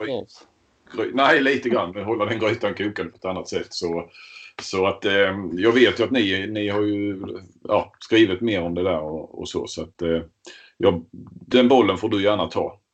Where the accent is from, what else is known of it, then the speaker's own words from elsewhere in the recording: Skåne, Sweden; vi är ju skåningar, det hörs. Vi sitter ju här i Helsingborg respektive Kristianstad